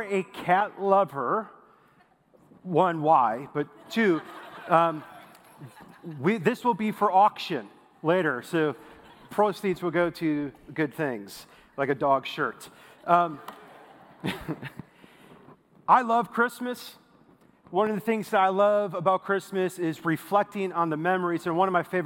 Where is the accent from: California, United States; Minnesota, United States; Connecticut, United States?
Minnesota, United States; moved away as an adult; now in Texas, United States; I'm a Minnesota boy, so I moved here 4 years ago from Minnesota to Texas